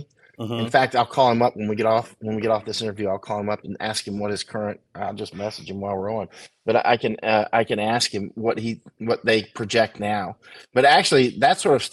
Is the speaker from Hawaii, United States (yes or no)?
no; Polk County, Florida, United States; also born or lived in Poland / Germany; now in Texas, United States; I'm from Polk County